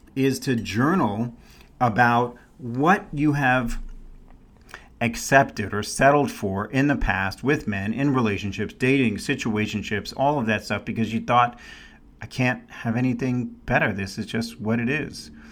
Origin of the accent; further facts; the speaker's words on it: New York City, New York, United States; also born or lived in San Francisco Bay Area, California; now in Scottsdale, United States; when I was a kid, we didn't have to filter the water. Now I was in New York City